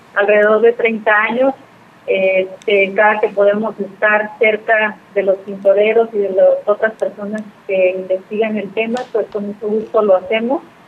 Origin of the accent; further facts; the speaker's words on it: Mexico; somos mexicanos